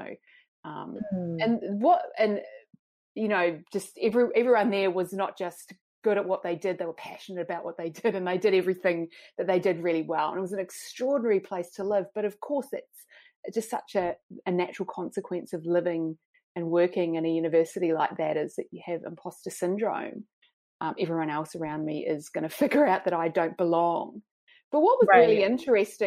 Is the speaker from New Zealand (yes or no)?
yes; New Zealand; moved away as an adult; also born or lived in Oxford, United Kingdom; now in Sydney, Australia; I'm a Kiwi, as I said, grew up in New Zealand